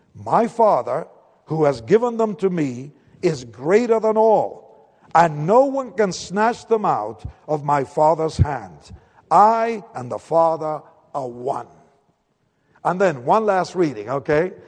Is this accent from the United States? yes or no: no; Argentina; accent: Spanish; English is a second language; moved away; I'm from Argentina, by the way. That's why the funny name and the slight accent they tell me I have.